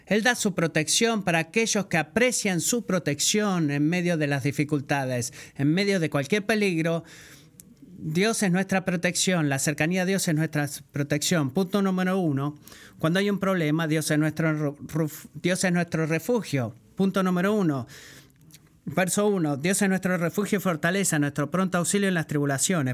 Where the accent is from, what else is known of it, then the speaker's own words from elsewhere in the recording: Puerto Rico; soy de Puerto Rico